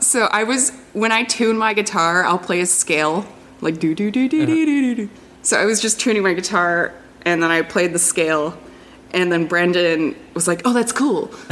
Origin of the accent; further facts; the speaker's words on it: Detroit, Michigan, United States; I'm from Detroit